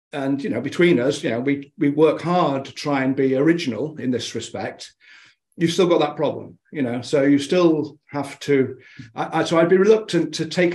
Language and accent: English; United Kingdom; Being a Brit